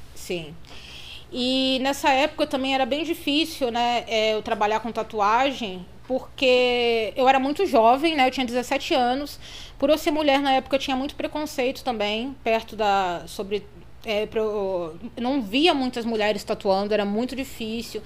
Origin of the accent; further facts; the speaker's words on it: Petrópolis, Rio de Janeiro, Brazil; eu nasci em Petrópolis, no Rio de Janeiro, né? É uma cidade serrana, uhum. do interior